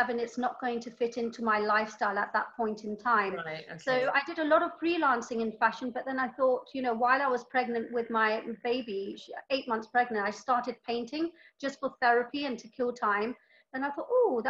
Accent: London, United Kingdom; also born or lived in Karachi, Pakistan; I was born in Karachi. Karachi, Pakistan. And then my parents, they moved to London when I was three.

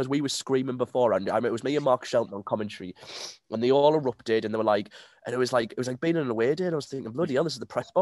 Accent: Peterlee, North East England, United Kingdom; I'm not from Hartlepool, I'm from Peterlee, which is just 20 minutes down the road

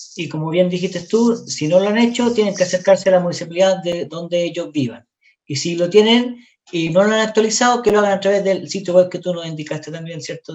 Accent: Chile; a cada una de las personas que somos chilenos, que estamos acá, que pagamos nuestros impuestos hace muchos años

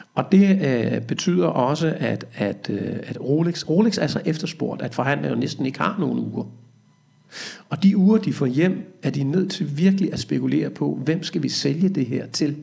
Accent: Næstved, Zealand, Denmark; jeg er fra Næstød

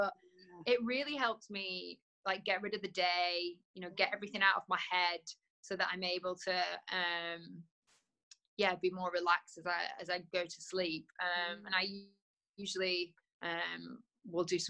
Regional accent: Preston, North West England, United Kingdom; also born or lived in London; now in Netherlands; I was born in Preston

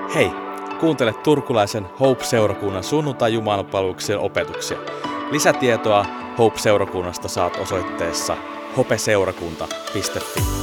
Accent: Helsinki, Uusimaa, Finland; moved away as an adult; also born or lived in Kokkola; Mä oon helsinkiläinen alun pitäen

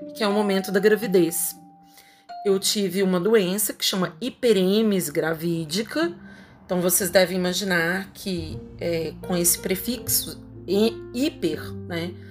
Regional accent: Belo Horizonte, Minas Gerais, Brazil; Eu sou de Belo Horizonte, Minas Gerais

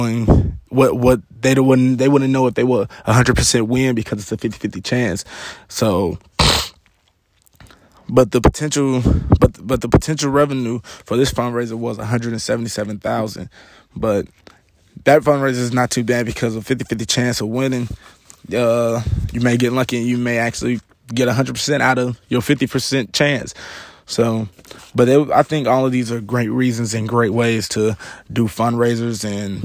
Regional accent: Atlanta, Georgia, United States; also born or lived in Waleska, Georgia; I'm actually from Atlanta

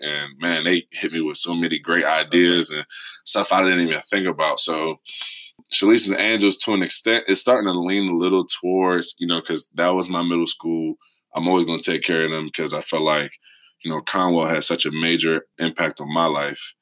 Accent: Philadelphia, Pennsylvania, United States; I'm from Philly. I mean, raised in North Philly, like 23rd and Sedgley

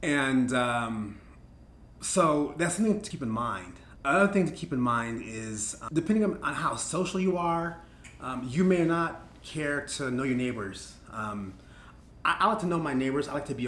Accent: California, United States; that the real world is not like the neighborhood I grew up in California.

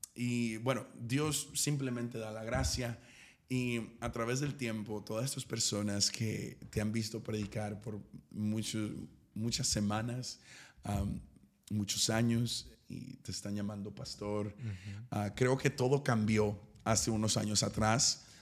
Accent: East Texas, United States; yo soy de East Texas, soy de una ciudad demasiado pequeña

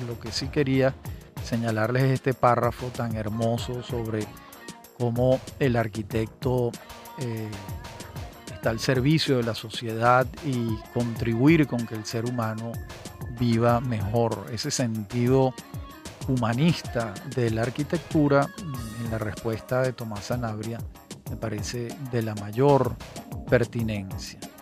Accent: Caracas, Capital District, Venezuela; un edificio muy particular que yo lo veía con frecuencia en mi infancia en el Paraíso

